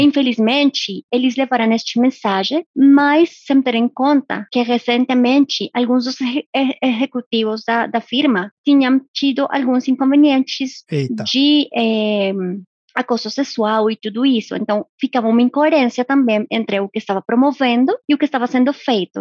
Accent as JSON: {"language": "Portuguese", "country": "Colombia", "moved": "yes", "said": "sou colombiana"}